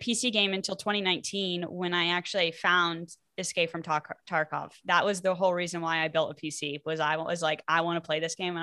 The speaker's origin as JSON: {"language": "English", "region": "Iowa", "country": "United States", "tie": "born or raised there", "also_born_or_lived": "Florida", "moved": "as an adult", "lives_now": "Oklahoma, United States", "said": "I live in Oklahoma. I grew up in Iowa"}